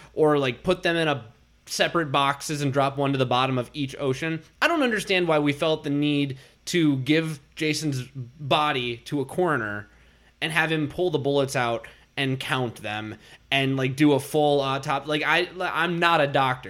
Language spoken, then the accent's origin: English; Minnesota, United States; I'm from Minnesota. We have nine thousand nine hundred ninety-nine other lakes.